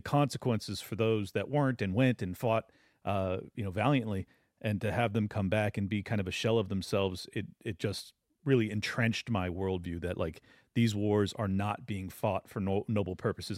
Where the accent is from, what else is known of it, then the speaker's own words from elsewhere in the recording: San Diego, California, United States; I grew up in San Diego